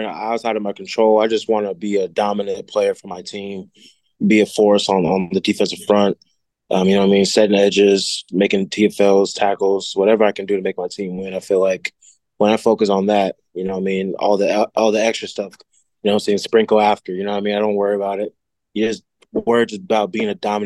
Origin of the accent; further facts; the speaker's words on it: McKinney, Texas, United States; moved away; also born or lived in New Jersey; I moved from McKinney High to McKinney North, and I was missing all my friends from McKinney High